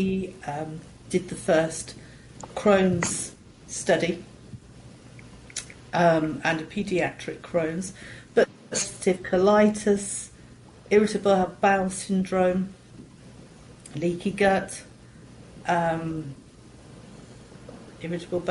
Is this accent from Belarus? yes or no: no; England, United Kingdom; I'm from England